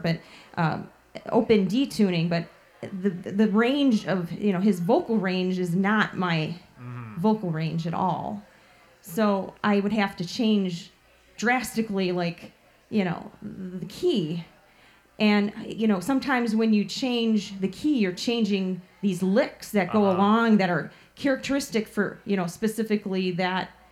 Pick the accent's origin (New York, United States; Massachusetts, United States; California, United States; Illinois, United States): Illinois, United States; Chicago; around Portage Park area where I grew up in Chicago